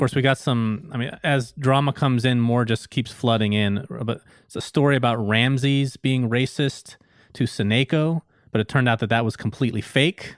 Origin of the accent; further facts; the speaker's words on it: United States; I grew up in the United States